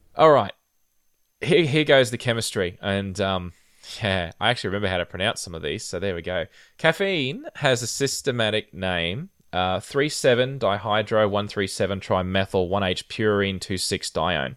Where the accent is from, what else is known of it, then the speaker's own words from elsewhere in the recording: Rockhampton, Queensland, Australia; I grew up in a relatively hot climate in the tropics in, uh, my hometown of Rockhampton